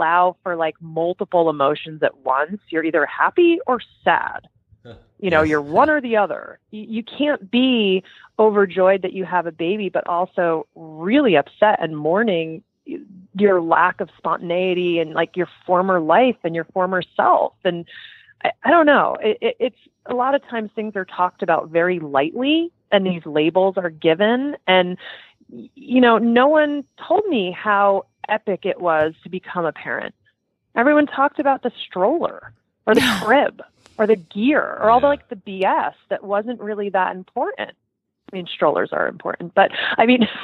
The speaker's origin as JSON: {"language": "English", "region": "New Jersey", "country": "United States", "said": "I have a truck driver mouth. I'm from New Jersey."}